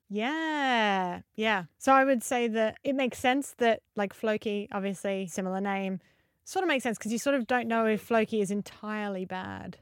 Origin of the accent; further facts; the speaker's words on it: Adelaide, South Australia, Australia; I'm from Adelaide in Australia.